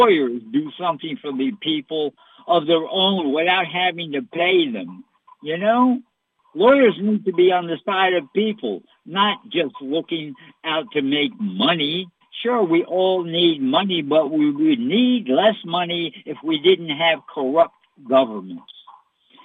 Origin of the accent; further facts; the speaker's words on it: United States; I'm an American.